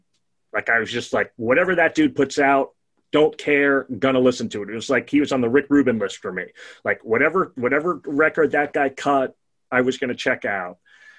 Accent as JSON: {"language": "English", "town": "New York City", "region": "New York", "country": "United States", "tie": "born or raised there", "said": "I grew up in Brooklyn, and I had basically all my friends were Jewish or Italian or Irish."}